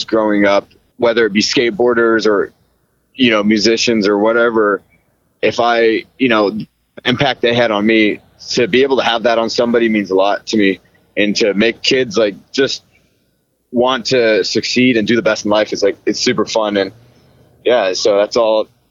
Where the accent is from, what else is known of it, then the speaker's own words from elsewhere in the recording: Seattle, Washington, United States; I grew up in Seattle my whole life